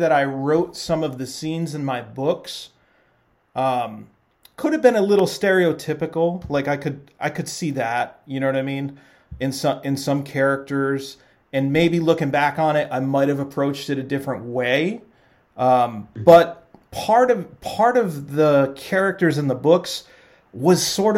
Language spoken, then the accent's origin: English; Central Falls, Rhode Island, United States; I grew up in Central Falls